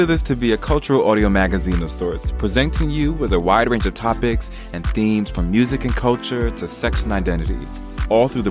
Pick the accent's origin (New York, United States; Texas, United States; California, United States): New York, United States; New York City; moved away as an adult; also born or lived in New Jersey; now in London, United Kingdom; I'm from the US of A, specifically from New York City, baby, Queens in the house